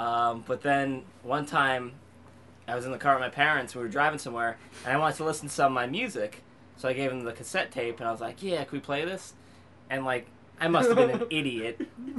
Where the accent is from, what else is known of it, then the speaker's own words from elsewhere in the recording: Brooklyn, New York, United States; We're from Brooklyn.